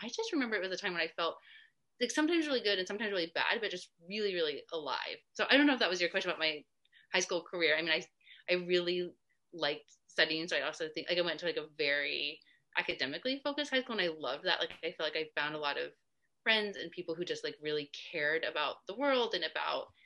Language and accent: English; New Hampshire, United States; also born or lived in California / New Jersey / Kentucky; I was born in California, and then I lived in New Jersey and Kentucky, and then um, for a long time in New Hampshire. That's where I was when I went to high school.